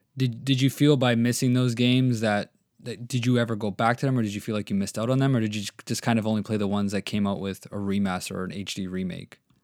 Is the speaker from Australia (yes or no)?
no; Canada; I'm Canadian